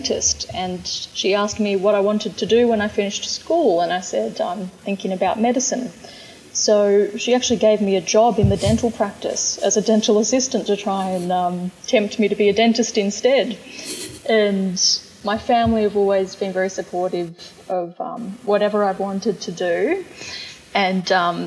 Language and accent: English; Bathurst, New South Wales, Australia; I grew up in Bathurst